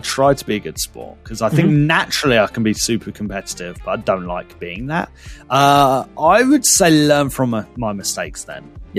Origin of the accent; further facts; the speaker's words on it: United Kingdom; We're British.